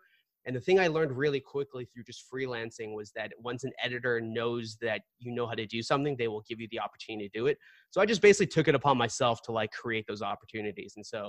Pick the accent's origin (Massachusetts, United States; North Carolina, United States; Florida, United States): Massachusetts, United States; Boston; also born or lived in Seoul, South Korea; growing up in Boston during that time, over the course of the last 15 years